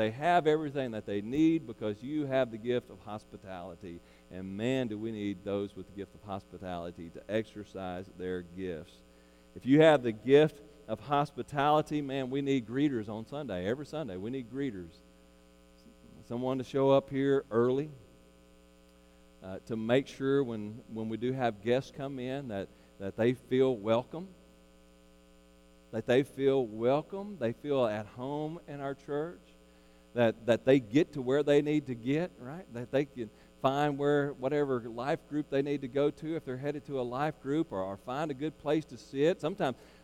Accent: Arkansas, United States; also born or lived in Perryville, Arkansas; we're from Arkansas, so we love Arkansas

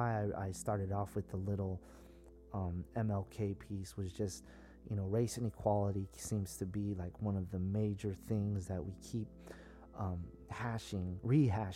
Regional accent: South San Francisco, California, United States; I'm from the Bay Area, very San Francisco, South San Francisco, very politically charged environment, you know, Black Panthers, the hippies, all that, you know, that's where we're from

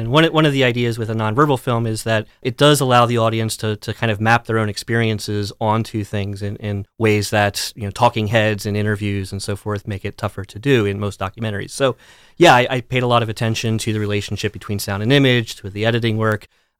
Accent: Pennsylvania, United States; also born or lived in Dallas, Texas; I grew up mostly in elementary school down towards Lancaster County in Pennsylvania, had middle school stint in Dallas, Texas area, and then most of high school in western Pennsylvania, sort of near Clarion.

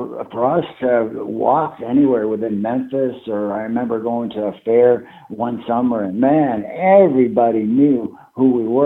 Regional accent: Canada; moved away; myself being a Canadian citizen

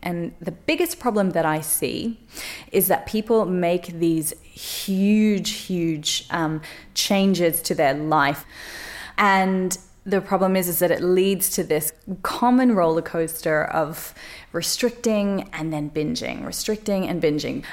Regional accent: Australia; moved away; my life growing up in Australia

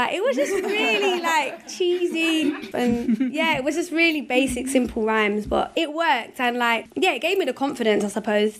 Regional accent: London, United Kingdom; Well, I grew up in Hackney, East London, and I grew up with both my parents, but they separated when I was about three.

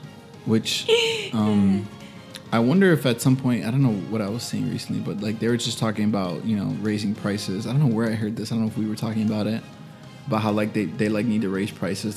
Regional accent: Miami, Florida, United States; I told some guy I was from Miami

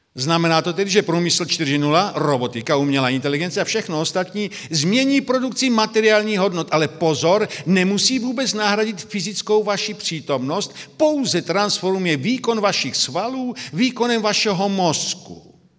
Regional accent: Brno, South Moravian Region, Czechia; now in Slovakia; Já jsem z Brna, by to bylo zřejmé, tedy jsem Moravák narozením, pak žijí na Slovensku, jsou Slovák

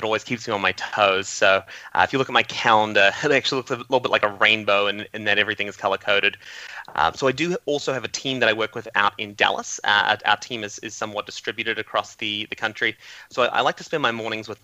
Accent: New Zealand; I grew up in New Zealand, and New Zealand's very small, and we're very isolated from the rest of the world.

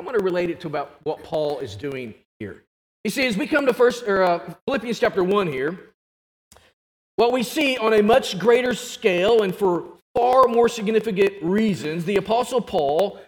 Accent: Arkansas, United States; I'm an Arkansas Razorback because I am from Arkansas

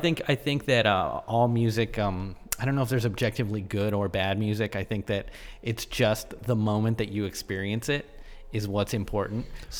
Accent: Washington, District of Columbia, United States; moved away; I grew up in Washington, D.C., which is a very policed city.

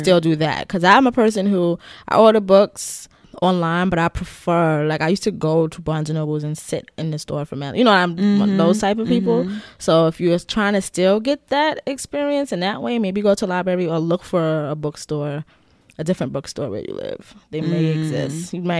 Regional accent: Nigeria; I'm a Nigerian writer.

